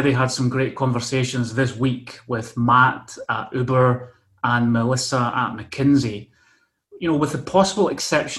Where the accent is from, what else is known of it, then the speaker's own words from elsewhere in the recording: Motherwell, Scotland, United Kingdom; now in Barcelona, Spain; we're from neighbouring towns in Scotland. I'm from Motherwell